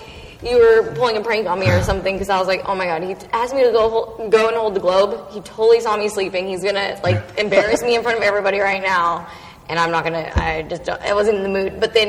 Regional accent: Orange County, California, United States; I'm from Orange.

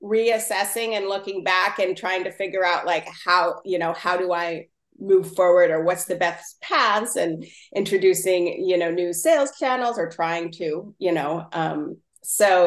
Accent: Mendocino County, California, United States; I'm from the coast of Mendocino County, Point Arena and Mendocino and stuff

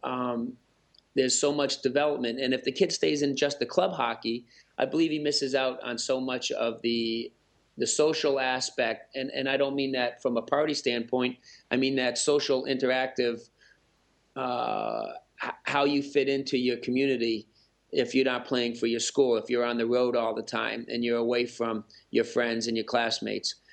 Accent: Massachusetts, United States; now in Michigan, United States; I grew up in Massachusetts, now living in Michigan.

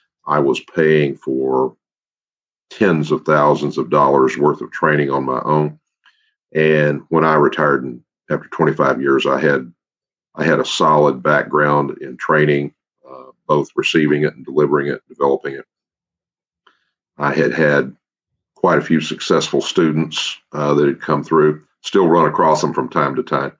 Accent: Victoria, Texas, United States; also born or lived in Irving, Texas; I was born in South Texas, in Victoria, where my dad was working

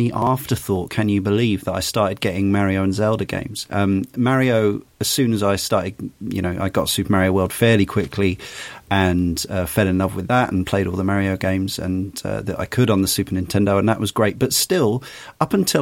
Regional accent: United Kingdom; I'm coming as a British kid who came, young adult by this point

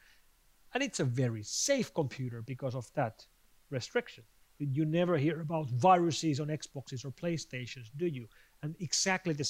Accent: Finland; my home country of Finland

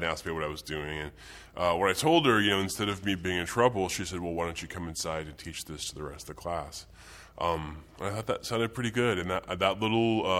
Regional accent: Wichita, Kansas, United States; moved away; I'm from Wichita, Kansas

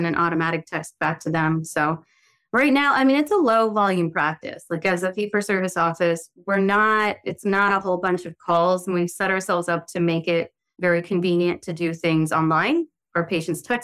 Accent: the South, United States; now in New York City, United States; I'm from the South and my family are from a fairly tropical place

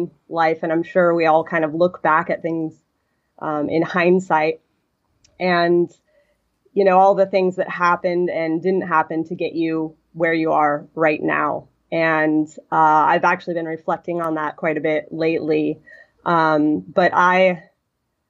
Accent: north of Seattle, Washington, United States; moved away as an adult; also born or lived in Tahoe / Buffalo; now in Bahamas; I grew up north of Seattle, about an hour north of Seattle.

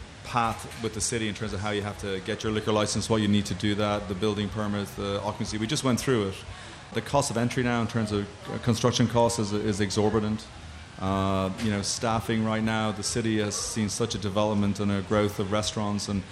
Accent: Galway, Connacht, Ireland; now in Chicago, United States; I grew up in Galway on the West Coast of Ireland

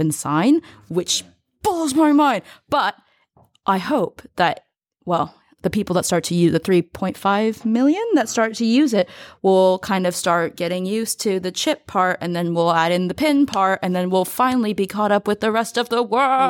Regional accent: United States; as an American

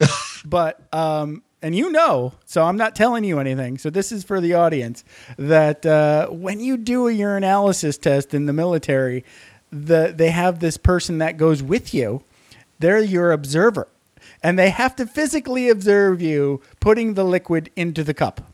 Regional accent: Upper Peninsula, Michigan, United States; moved away; I'm from the, uh, Upper Peninsula

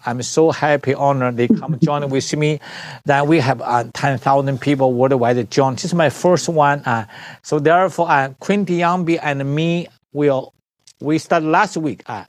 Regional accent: China; moved away; I'm the doctor from China.

